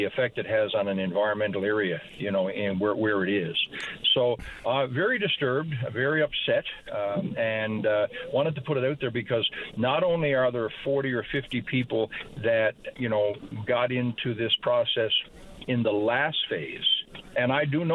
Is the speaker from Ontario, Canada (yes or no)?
no; Grand Falls-Windsor, Newfoundland and Labrador, Canada; I grew up in Grand Falls